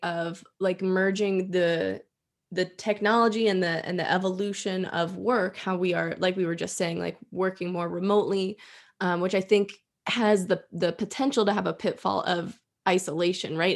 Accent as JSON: {"language": "English", "town": "Edinboro", "region": "Pennsylvania", "country": "United States", "tie": "born or raised there", "lives_now": "Erie, United States", "said": "growing up in Edinburgh, where it's super rural"}